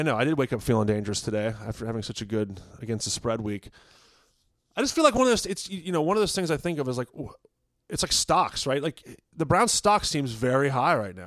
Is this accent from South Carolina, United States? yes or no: no; Virginia, United States; where I grew up in Virginia